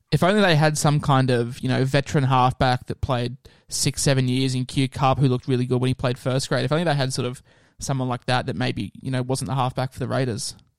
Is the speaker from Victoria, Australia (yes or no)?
no; Queensland, Australia; as a Queenslander